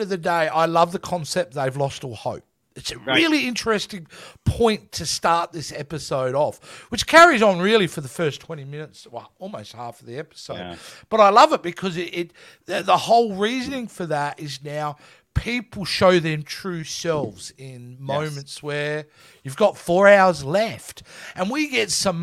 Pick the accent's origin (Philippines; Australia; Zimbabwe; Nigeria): Australia; I'm Australian.